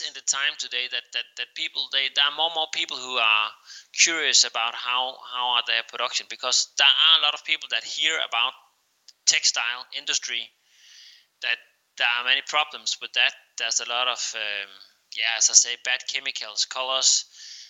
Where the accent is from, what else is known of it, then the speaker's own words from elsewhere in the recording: Denmark; English is a second language; we are Danish